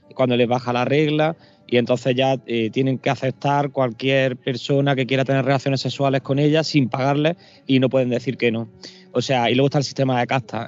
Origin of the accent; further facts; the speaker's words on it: Granada, Andalusia, Spain; yo estoy en Granada, yo soy de Granada